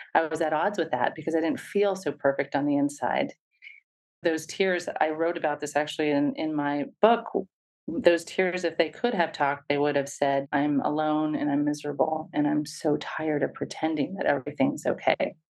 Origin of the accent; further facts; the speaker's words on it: Pittsburgh, Pennsylvania, United States; now in Bay Area, United States; I grew up in Pittsburgh, Pennsylvania